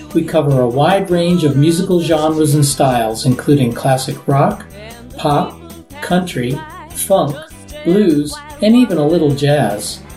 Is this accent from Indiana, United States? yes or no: no; Chicago, Illinois, United States; now in Arizona, United States; I'm from Chicago